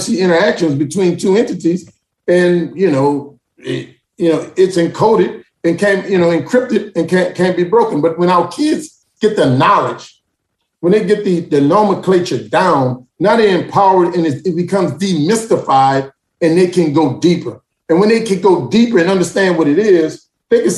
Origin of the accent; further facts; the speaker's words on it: New Orleans, Louisiana, United States; also born or lived in Atlanta, Georgia; I grew up in New Orleans